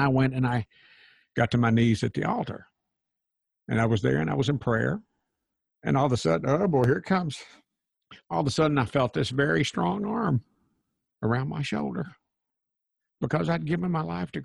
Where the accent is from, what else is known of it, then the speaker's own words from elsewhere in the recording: Crossville, Tennessee, United States; my hometown of Crossville, Tennessee